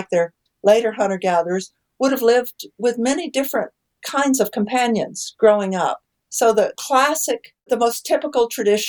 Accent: Texas, United States; moved away; I grew up in Texas, so I grew up playing poker

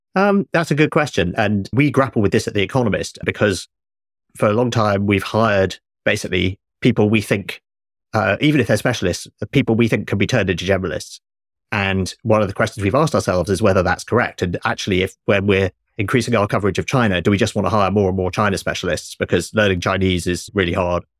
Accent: United Kingdom; I grew up in Britain with three T V channels when I was young

